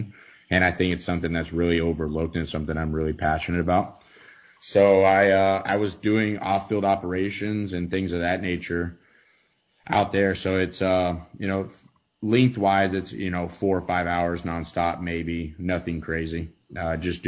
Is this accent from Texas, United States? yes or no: yes; Texarkana, Texas, United States; moved away; also born or lived in Florida / Utah / Colorado; from Texarkana, Texas.